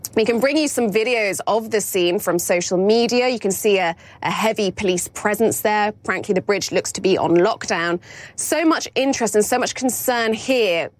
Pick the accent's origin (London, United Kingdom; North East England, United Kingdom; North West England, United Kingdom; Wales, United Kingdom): London, United Kingdom; as a Londoner myself